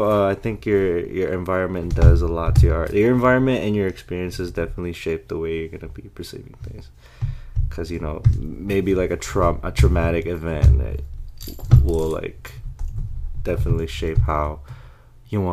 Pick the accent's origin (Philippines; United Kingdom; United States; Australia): Philippines; moved away; when I was growing up in the Philippines